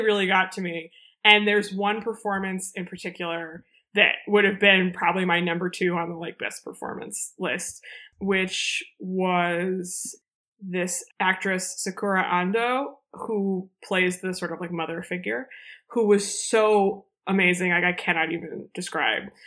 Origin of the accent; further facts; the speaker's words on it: United States; as an American who doesn't know very much about Korea